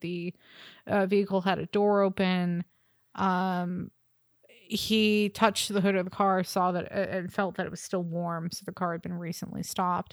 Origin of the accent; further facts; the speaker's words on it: United States; as an American